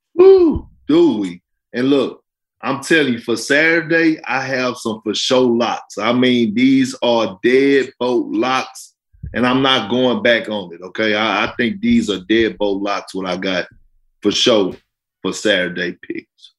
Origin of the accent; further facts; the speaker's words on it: Beaumont, Texas, United States; I'm from Beaumont, Texas